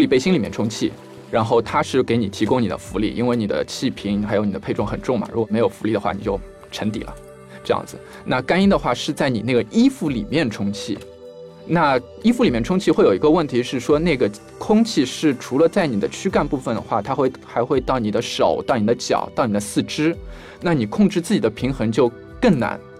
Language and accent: Chinese; China; 因为贝加尔湖是一块非常古老的水域，然后在湖底非常非常的多，然后作为中国人嘛，